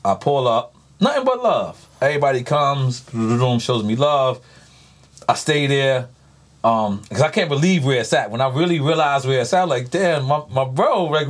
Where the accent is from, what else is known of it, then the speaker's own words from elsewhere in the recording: New York City, New York, United States; I'm from New York City.